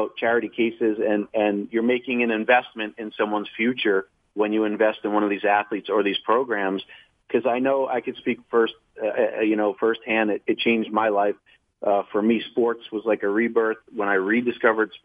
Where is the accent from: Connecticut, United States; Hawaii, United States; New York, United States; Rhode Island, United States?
New York, United States; moved away as an adult; now in Los Angeles, United States; I'm from New York. I moved to LA in 99